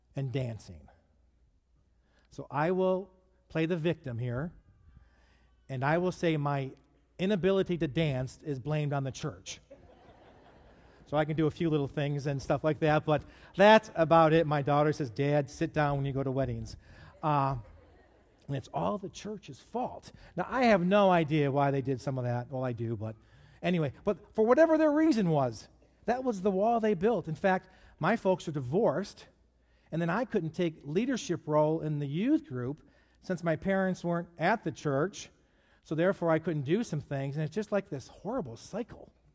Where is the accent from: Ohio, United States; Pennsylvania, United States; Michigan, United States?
Michigan, United States; Detroit; I grew up in Detroit